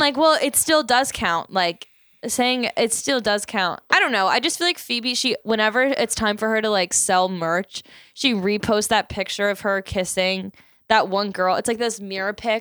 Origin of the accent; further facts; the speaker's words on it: Philadelphia, Pennsylvania, United States; we're from Philadelphia. We're coming to you live from Philadelphia